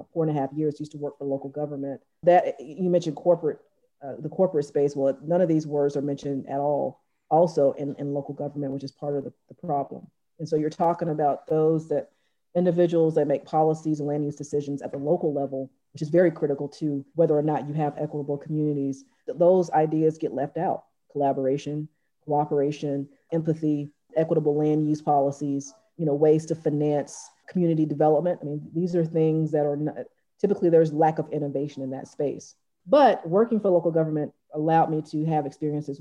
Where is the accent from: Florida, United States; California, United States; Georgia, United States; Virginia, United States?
Georgia, United States; Atlanta; I grew up in Atlanta, volunteering in soup kitchens at age 6 and on up.